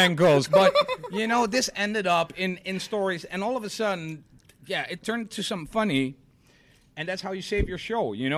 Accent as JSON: {"language": "English", "town": "Rotterdam", "region": "South Holland", "country": "Netherlands", "said": "I'm from Rotterdam"}